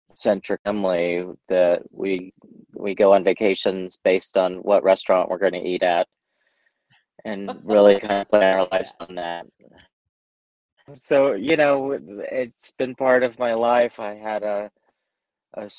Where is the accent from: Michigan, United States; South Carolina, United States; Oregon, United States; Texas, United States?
Texas, United States; moved away as an adult; now in New Mexico, United States; I was born in Texas, and so I went to East Texas State